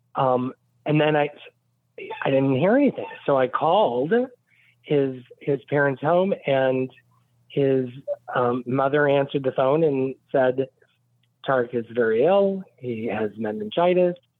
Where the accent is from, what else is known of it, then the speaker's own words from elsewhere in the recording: Westville, Indiana, United States; now in Fort Lauderdale, United States; I grew up in Indiana, right off of Lake Michigan. It's a very small town called Westville.